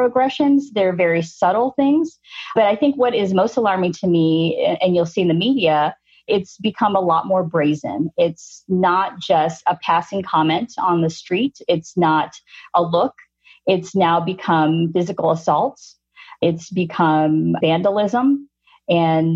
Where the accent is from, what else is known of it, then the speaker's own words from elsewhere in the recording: United States; I am born and raised in the U.S. I am Filipino American, and both my parents migrated from the Philippines to come here as young adults